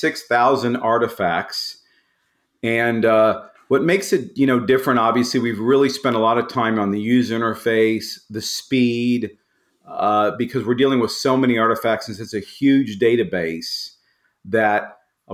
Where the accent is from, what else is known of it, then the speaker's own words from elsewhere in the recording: Tulsa, Oklahoma, United States; I grew up in Tulsa, Oklahoma